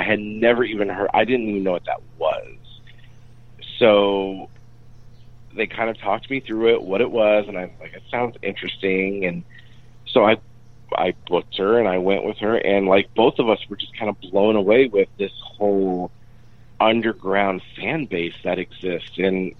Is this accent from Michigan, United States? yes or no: yes; Michigan, United States; also born or lived in Phoenix; You know, I grew up in Michigan. I went to college in Phoenix, and then I moved to LA to, you know, pursue singing.